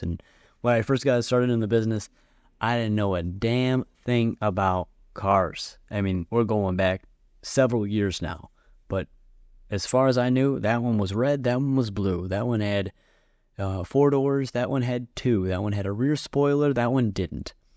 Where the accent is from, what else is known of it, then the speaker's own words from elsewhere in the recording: Buffalo, New York, United States; also born or lived in Sevierville, Tennessee; I went to Buffalo. I consider myself a Buffalonian